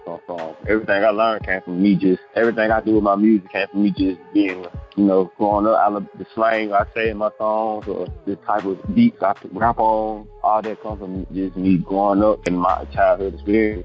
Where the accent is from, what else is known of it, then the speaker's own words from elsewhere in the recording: Anniston, Alabama, United States; I'm from Anniston, Alabama